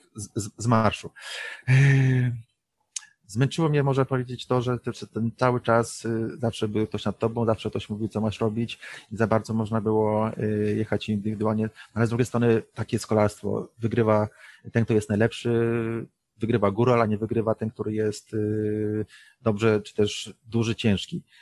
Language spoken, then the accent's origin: Polish; Poland; moved away as an adult; przyjechaliśmy z Polski